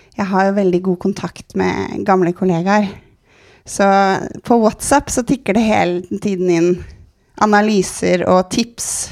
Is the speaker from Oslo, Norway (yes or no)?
yes; Oslo, Norway; jeg er jo vokst opp på Sankthanshaugen, så jeg er jo byjente